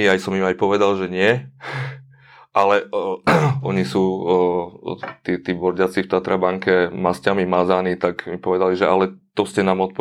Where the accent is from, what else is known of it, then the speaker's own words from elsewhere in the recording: eastern Slovakia, Slovakia; now in Bratislava, Slovakia; a zároveň som sa presťahoval z východu sem do Bratislavy.